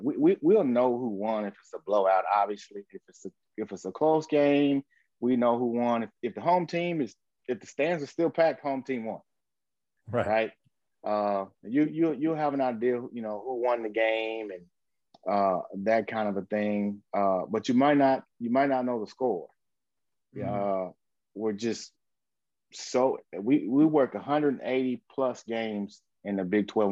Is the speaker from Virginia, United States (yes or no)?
no; Grand Prairie, Texas, United States; I'm from Grand Prairie, Texas